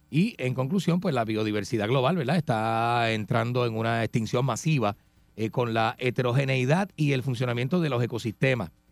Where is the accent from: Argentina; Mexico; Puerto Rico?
Puerto Rico; Ponce; Yo soy de Ponce colinda con Peñuela